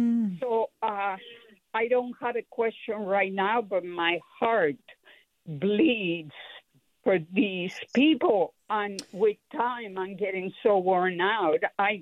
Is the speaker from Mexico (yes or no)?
yes; Mexico; now in Napa, United States; I think I will be third generation. I grew up in Mexico because my grandparents escaped Russia during the Bolshevik Revolution, as far as I know. And my grandfather was born in Kyiv. My grandmother was born in Odessa.